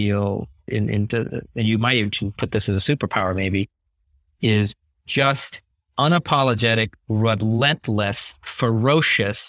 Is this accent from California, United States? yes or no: yes; California, United States; California where I grew up and went to college.